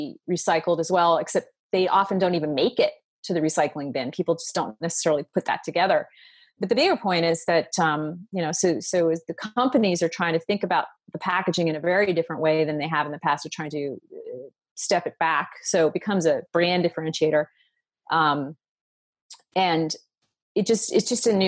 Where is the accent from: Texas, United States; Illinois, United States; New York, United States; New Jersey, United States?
New Jersey, United States; When I was growing up in New Jersey